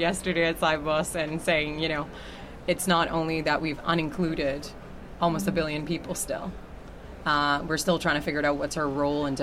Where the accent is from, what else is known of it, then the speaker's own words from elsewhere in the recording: Brazil; moved away; I'm from Brazil originally